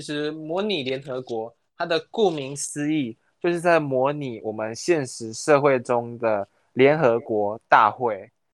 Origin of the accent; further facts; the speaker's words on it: Taiwan; 我们台湾人